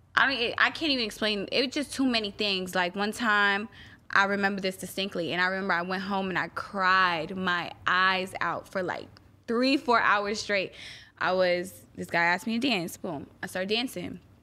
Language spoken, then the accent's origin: English; Guyana; I'm Guyanese, so every, you know, I'm West Indian